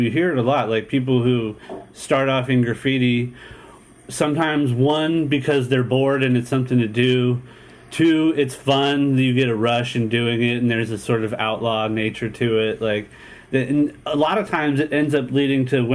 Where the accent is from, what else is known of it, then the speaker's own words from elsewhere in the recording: San Diego, California, United States; I was born and raised here in San Diego